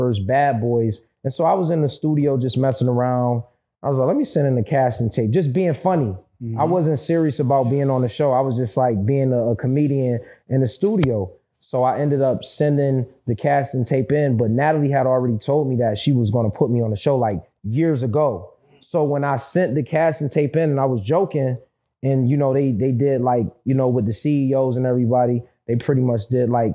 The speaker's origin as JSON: {"language": "English", "town": "Rochester", "region": "New York", "country": "United States", "said": "I'm from Rochester, New York. Big 585."}